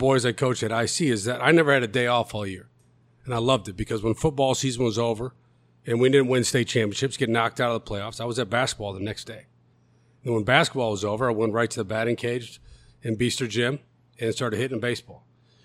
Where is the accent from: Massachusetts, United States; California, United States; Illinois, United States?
Illinois, United States; Glen Ellyn; now in Elmhurst, United States; We did grow up in Glen Ellen